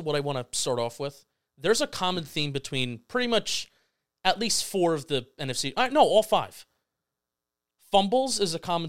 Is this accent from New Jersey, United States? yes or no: yes; New Jersey, United States; We're from Jersey.